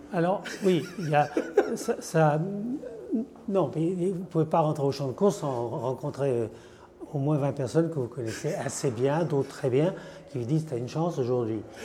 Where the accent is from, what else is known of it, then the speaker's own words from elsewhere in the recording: France; en tant que Français